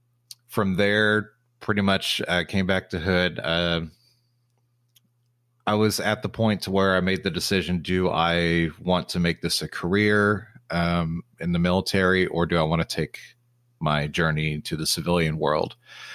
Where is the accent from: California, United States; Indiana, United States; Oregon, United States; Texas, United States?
Texas, United States; applied to about 30 different positions in the Texas area, because I'm from Texas. I wanted to stay in Texas.